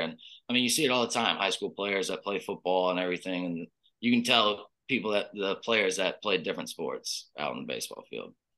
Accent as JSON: {"language": "English", "town": "Oxford", "region": "Mississippi", "country": "United States", "tie": "born or raised there", "also_born_or_lived": "Lake Charles, Louisiana", "moved": "as an adult", "lives_now": "Houston, United States", "said": "I've been there my whole life. So I'm from Oxford."}